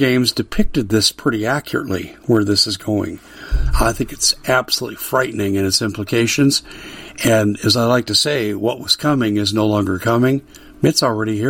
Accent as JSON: {"language": "English", "region": "Arizona", "country": "United States", "tie": "born or raised there", "said": "In my home state of Arizona"}